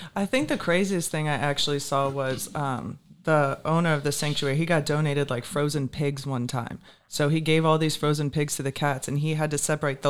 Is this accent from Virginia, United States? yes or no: yes; Richmond, Virginia, United States; moved away as an adult; also born or lived in New Smyrna, Florida / Port Orange, Florida; now in Naples, United States; originally from Richmond, Virginia. That's where I grew up. Moved to Florida when I turned 18